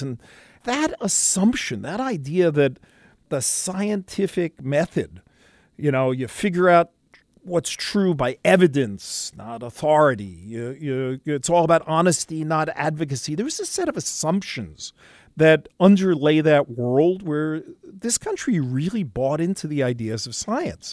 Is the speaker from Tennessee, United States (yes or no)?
no; New York City, New York, United States; I grew up in New York City, a product of the public schools